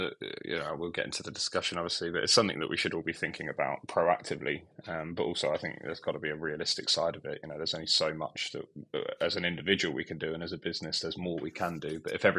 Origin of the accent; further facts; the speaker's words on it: Bury St Edmunds, East of England, United Kingdom; Yeah, so I'm from Bury St Edmunds in not so sunny Suffolk at the moment, but we had a good summer.